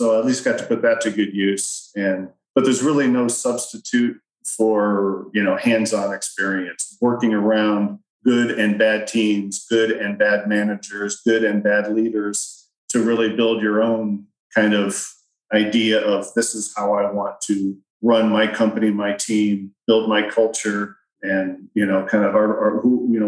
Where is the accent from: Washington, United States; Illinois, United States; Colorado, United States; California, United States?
California, United States; Riverside; moved away as an adult; also born or lived in Iowa; I grew up in Southern California and in the Riverside area